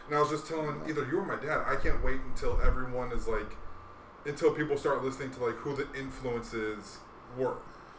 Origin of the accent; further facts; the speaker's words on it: Hawaii, United States; So I grew up in Hawaii.